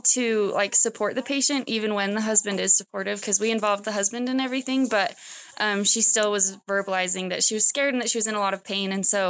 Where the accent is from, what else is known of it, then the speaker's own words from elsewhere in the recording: Bountiful, Utah, United States; I'm from Bountiful, Utah.